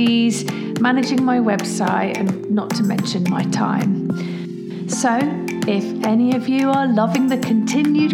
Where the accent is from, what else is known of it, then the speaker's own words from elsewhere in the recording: Leicester, East Midlands, United Kingdom; I'm from Leicester and that's in the Midlands